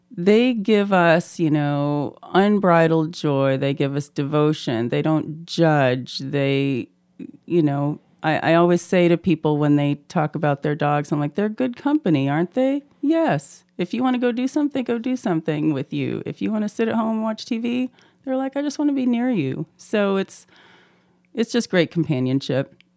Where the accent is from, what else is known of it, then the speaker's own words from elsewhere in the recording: Canada; also born or lived in Auburn, Alabama, United States; now in Moscow, Idaho, United States; I'm originally from Canada, but went to school in Alabama